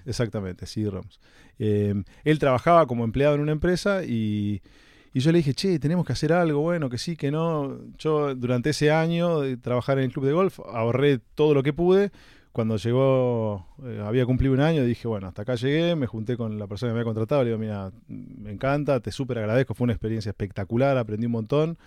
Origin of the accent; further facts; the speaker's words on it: Olivos, Buenos Aires Province, Argentina; viví prácticamente toda mi infancia en Olivos.